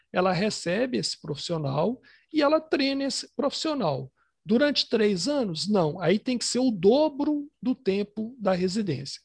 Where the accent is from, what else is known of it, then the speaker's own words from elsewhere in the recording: Ipatinga, Minas Gerais, Brazil; now in Belo Horizonte, Brazil; A gente morava em Patinga, eu nasci em Patinga, que é uma cidade do interior aqui de Minas